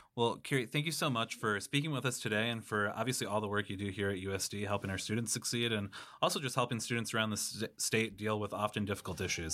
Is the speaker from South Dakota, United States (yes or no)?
yes; Watertown, South Dakota, United States; I grew up in Watertown, South Dakota